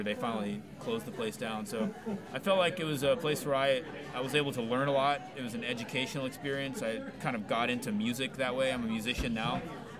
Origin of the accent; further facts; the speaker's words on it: Austin, Texas, United States; also born or lived in Houston, Texas; And so I grew up in Austin. I was not born here, but I feel like I grew up here. I'm thankful that I grew up here.